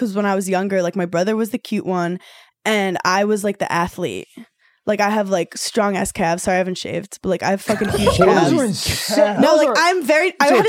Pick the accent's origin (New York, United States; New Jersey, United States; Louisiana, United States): New York, United States; New York City; also born or lived in Wisconsin; I'm from Brooklyn.